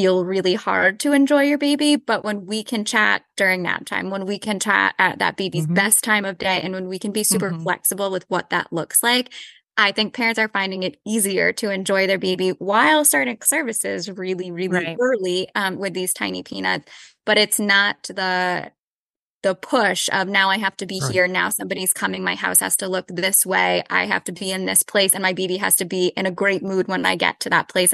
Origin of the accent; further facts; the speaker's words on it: North Attleboro, Massachusetts, United States; I grew up in North Attleboro, Massachusetts, and I stayed in Massachusetts for my entire life